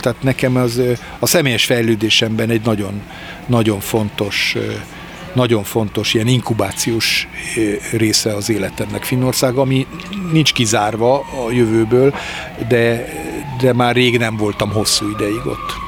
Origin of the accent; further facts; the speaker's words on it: Hungary; also born or lived in Germany; még kisgyerekként, 9-10 évesként még Németországban játszottam, és aztán Magyarországra kerülve